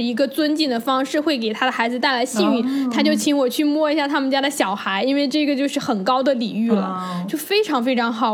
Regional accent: China; 我是从中国来的

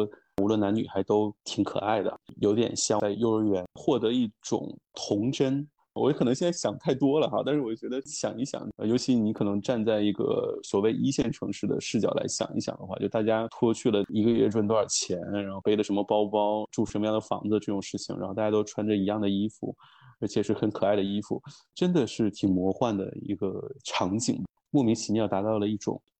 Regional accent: Shenyang, Liaoning, China; 包括最近哈尔滨很火，我作为沈阳人也是非常非常的开心的一件事情。

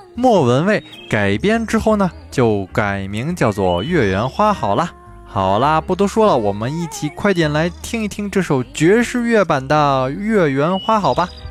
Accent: China; 我们中国人传统的节日——中秋节

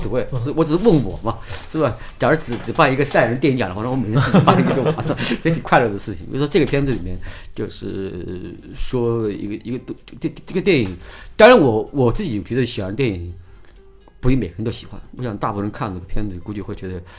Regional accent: Hubei, China; 跟他说我湖北那边的这样的东西

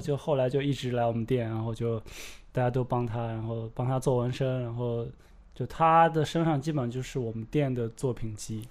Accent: the Northwest, Northwest China, China; moved away as an adult; also born or lived in Shanghai; 我来自西北，然后之前是在上海，啊，之前在上海大概待了有八年

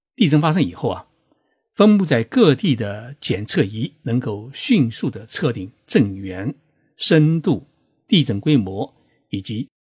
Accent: China; 我们中国人到日本旅游考察

